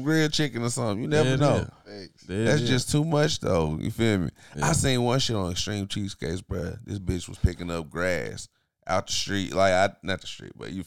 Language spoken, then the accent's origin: English; Nashville, Tennessee, United States; This is my hometown